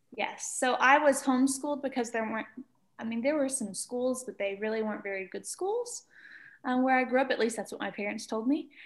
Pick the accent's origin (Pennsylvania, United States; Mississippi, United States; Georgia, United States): Mississippi, United States; Arkabutla; also born or lived in Memphis, Tennessee; I grew up in Mississippi in a town called Arkabutla, Mississippi